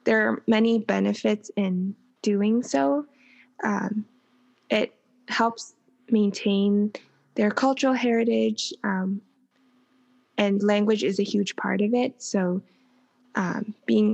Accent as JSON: {"language": "English", "country": "Canada", "tie": "born or raised there", "said": "I grew up in Canada, right? So my English is my dominant language."}